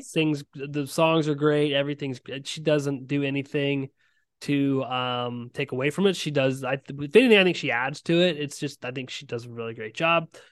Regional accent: Ohio, United States; I am from Ohio and I'm a big Ohio guy

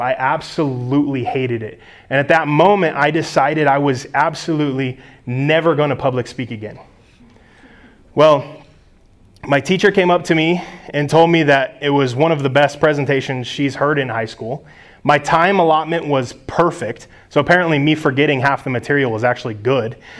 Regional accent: United States; as American Christians

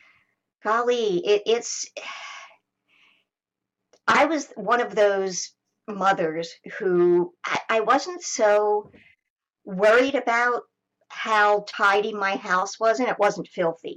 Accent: United States; now in Canada; I'm American

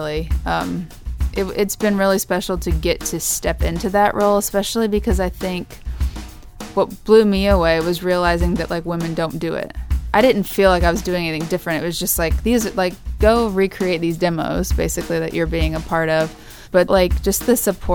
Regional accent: Kansas, United States; moved away; my hometown in Kansas

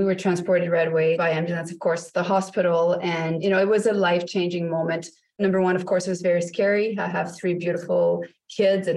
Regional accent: Canada; now in North Bay, Canada; So we are Canadians as well. We're located in North Bay, Ontario

